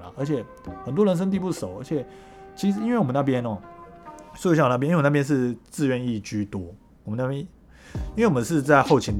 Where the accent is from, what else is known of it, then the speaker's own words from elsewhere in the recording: Taipei, Taiwan; 我从台北来到高雄，我是一个小菜兵